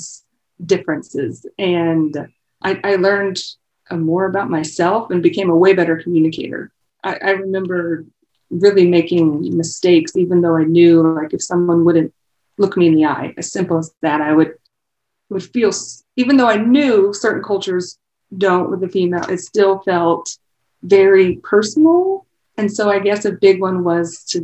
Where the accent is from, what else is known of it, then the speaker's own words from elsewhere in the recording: Gower or Easton, east of St. Joseph, Missouri, United States; now in Kansas City, United States; North of here, so east of St. Joe, Gower or Easton would be the area.